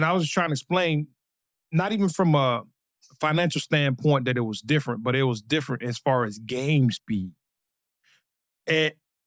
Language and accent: English; St. Petersburg, Florida, United States; I'm from St. Pete, Florida. I played football growing up, real big sports kid, athletic. I went to a local